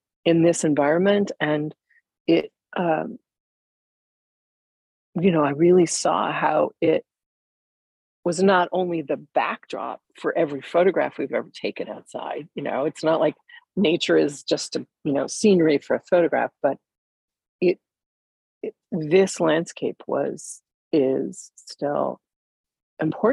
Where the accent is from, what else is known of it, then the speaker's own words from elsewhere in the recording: Upper Peninsula of Michigan, United States; also born or lived in Evanston, Illinois; my family moved to the Upper Peninsula of Michigan when I was 9, and that really became my home